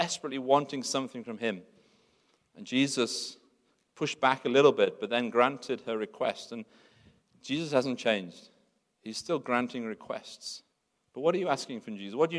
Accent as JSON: {"language": "English", "region": "England", "country": "United Kingdom", "tie": "born or raised there", "moved": "as an adult", "lives_now": "South Africa", "said": "I'm born in England. I speak English. England's my home country."}